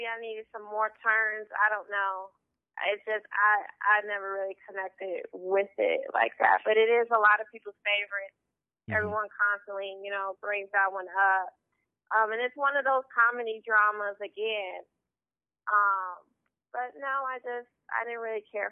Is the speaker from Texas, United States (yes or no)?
no; Chicago, Illinois, United States; I'm from Chicago, born and raised